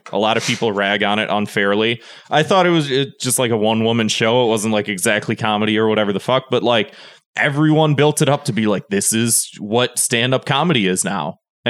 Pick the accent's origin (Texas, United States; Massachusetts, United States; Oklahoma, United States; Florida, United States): Massachusetts, United States; Boston; I'm from Boston.